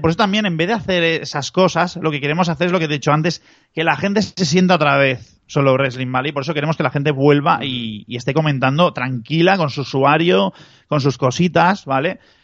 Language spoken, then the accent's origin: Spanish; Barcelona, Catalonia, Spain; yo, soy de Barcelona